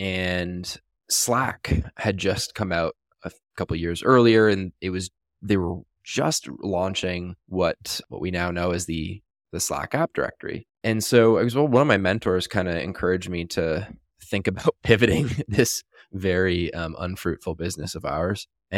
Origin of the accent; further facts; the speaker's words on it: Canada; now in Las Vegas, United States; I'm from Canada originally, currently live in Las Vegas. And back in Canada